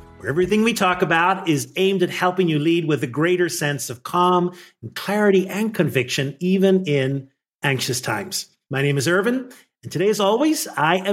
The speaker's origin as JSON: {"language": "English", "country": "Ireland", "tie": "born or raised there", "moved": "as an adult", "lives_now": "United States", "said": "I grew up in Ireland and came here, just a little over 30 years."}